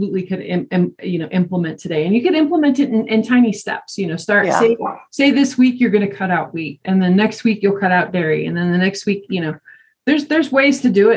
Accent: Greeley, Colorado, United States; moved away; I grew up in Greeley

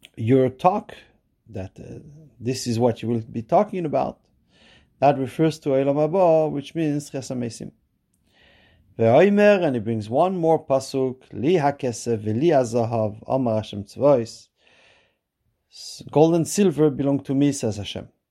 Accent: Montreal, Quebec, Canada; I'm from Montreal

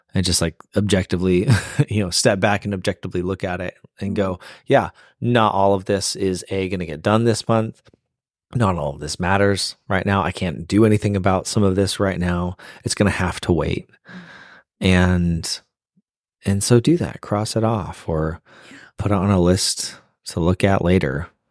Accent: Phoenix, Arizona, United States; moved away as an adult; also born or lived in Boston; now in Nashville, United States; we're born and raised in Phoenix, but we've lived in Boston and now we live in Nashville

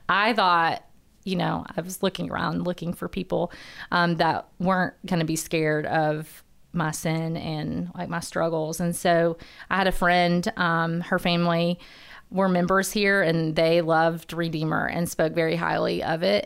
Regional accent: Huntsville, Alabama, United States; born and raised in Huntsville

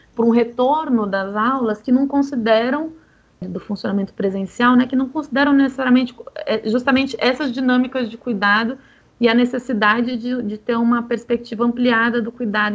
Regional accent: São Paulo, Brazil; Eu sou de São Paulo

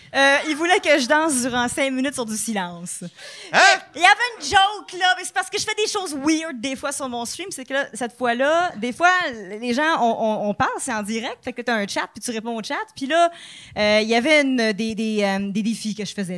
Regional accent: Quebec, Canada; accent: Québécois; mon Québécois accent

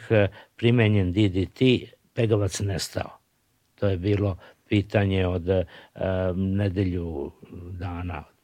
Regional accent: Serbia

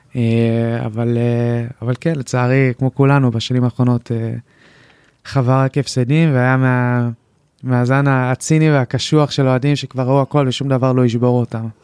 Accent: Kadima-Zoran, Central District, Israel; אצלנו ביישוב בקדימה

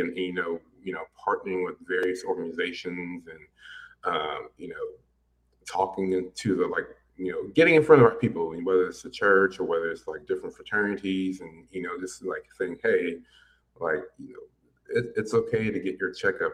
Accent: Pensacola, Florida, United States; moved away as an adult; also born or lived in Virginia / Alabama / San Marcos, Texas / Orlando; now in Austin, United States; we moved to Pensacola, Florida, which is where both my parents are actually from

